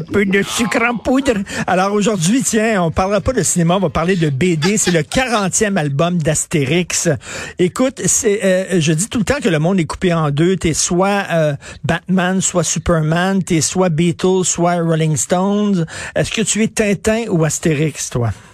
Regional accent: Quebec, Canada

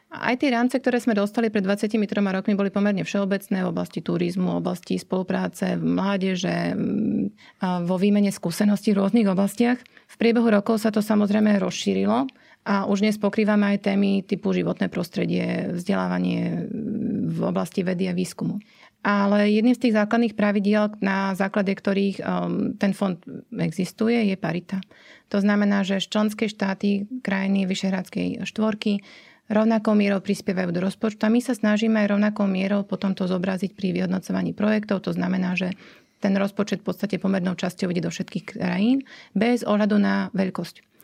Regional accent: Slovakia; ja ako Slovenka

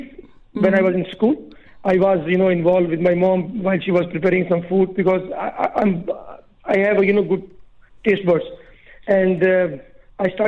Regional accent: Murree, Punjab, Pakistan; now in United Arab Emirates; I was born and raised in Pakistan

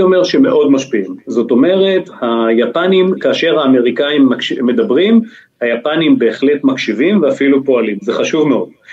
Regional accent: Israel; בתור ישראלי

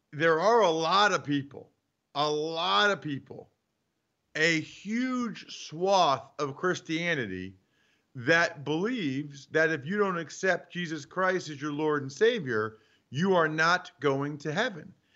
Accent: Northeast, United States; moved away; I'm from the Northeast

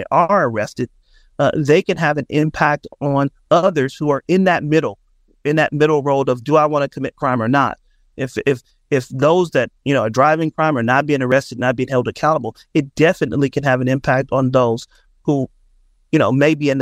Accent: Oakland, California, United States; born and raised in Oakland

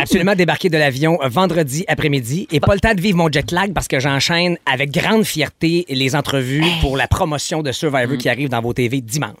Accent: Quebec, Canada; ici chez nous au Québec

